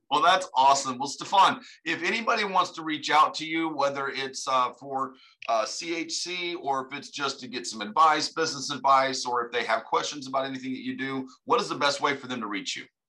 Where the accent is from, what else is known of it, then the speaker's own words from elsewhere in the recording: United States; I'm from America